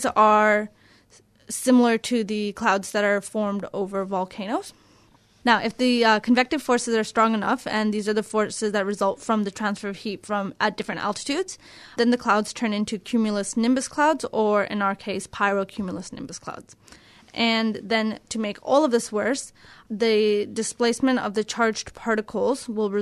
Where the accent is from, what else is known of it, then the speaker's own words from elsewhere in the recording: Canada; now in Australia; I'm a Canadian